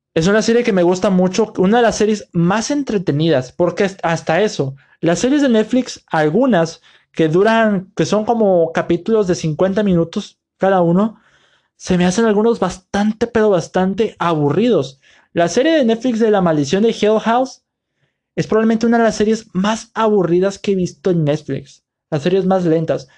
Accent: Mexico; mi país, aquí en México

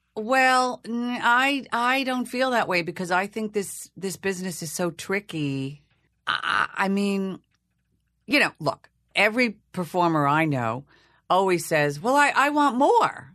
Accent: Long Island, New York, United States; accent: Long Island; I was from Long Island. It would be hard to play Hedda Gabler when you're talking like this.

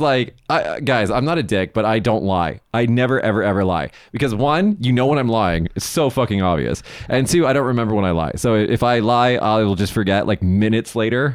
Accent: United States; now in Japan; Growing up in America, you know, as a visually white male

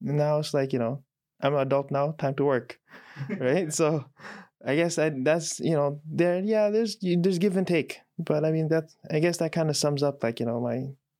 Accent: Chicago, Illinois, United States; moved away as an adult; now in Raleigh, United States; Yeah, I was born and raised in Chicago. I've lived here most of my life, apart from the time I spent abroad, you know, studying. Currently, no longer a Chicago resident, right? North Carolina

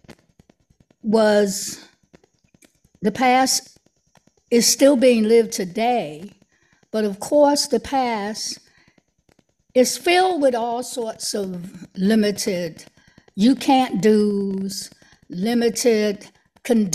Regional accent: Washington, District of Columbia, United States; moved away as an adult; now in Maryland, United States; I was born and raised in Washington, D.C.

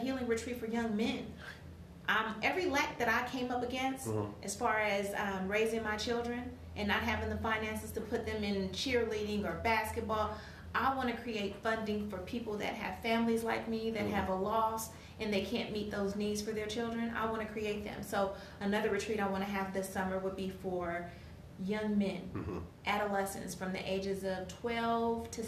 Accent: Oakland, California, United States; now in Solano County, United States; I'm from Oakland

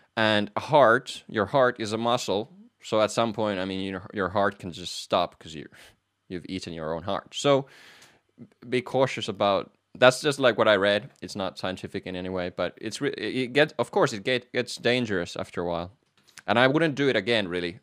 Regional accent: Finland; moved away as an adult; also born or lived in Manchester, United Kingdom / Netherlands; I am from Finland

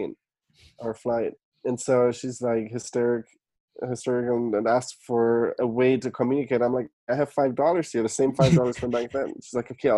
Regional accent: Germany; moved away; I was born and raised in Germany.

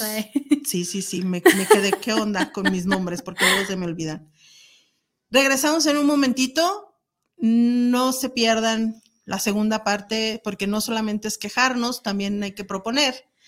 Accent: Guadalajara, Jalisco, Mexico; nosotros que somos de Guadalajara

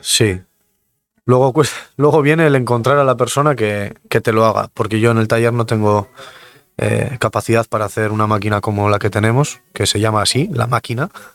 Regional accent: Mungia, Basque Country, Spain; un chico de Munguía que tengo 32 años

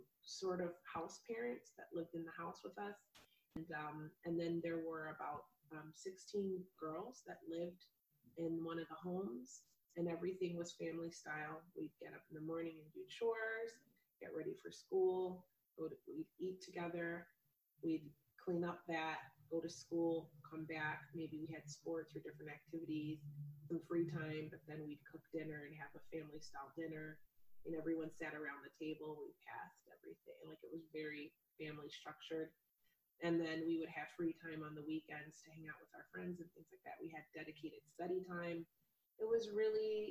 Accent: Hershey, Pennsylvania, United States; also born or lived in Philadelphia, Pennsylvania; now in Portland, United States; I grew up in Pennsylvania. I am from Philadelphia, but I spent most of my formative years in Hershey, Pennsylvania

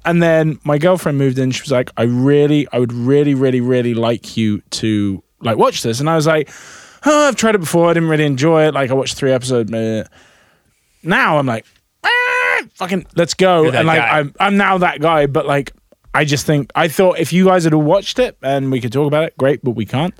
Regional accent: United States; That's... I am American.

